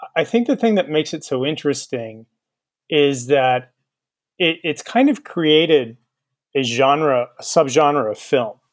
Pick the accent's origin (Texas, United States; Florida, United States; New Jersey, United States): Texas, United States; I'm from Texas